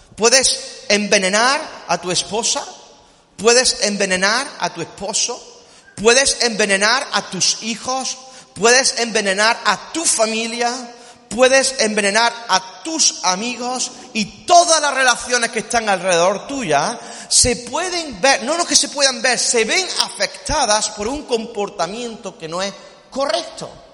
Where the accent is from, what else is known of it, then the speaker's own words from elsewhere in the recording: Córdoba, Andalusia, Spain; somos cordobeses